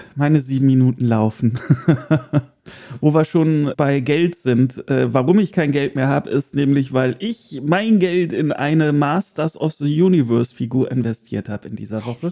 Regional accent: Erkelenz, North Rhine-Westphalia, Germany; moved away; wieder in mein geliebtes Erkelenz, in die Heimat

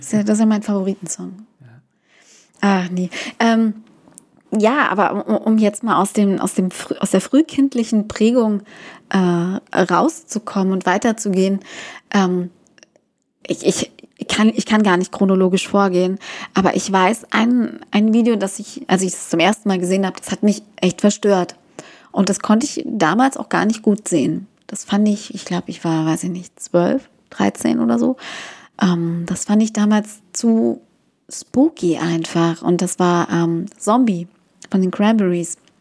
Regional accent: East Germany, Germany; Ich komm aus dem Osten

